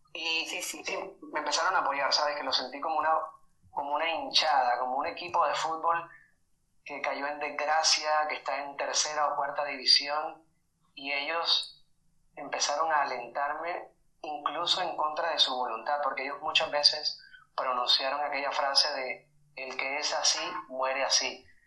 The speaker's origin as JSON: {"language": "Spanish", "region": "Caribbean coast of Colombia", "country": "Colombia", "tie": "born or raised there", "said": "yo soy de Colombia, de la costa de Colombia, y es una región en la que por todo lado encuentras ese, esa apología al sexo."}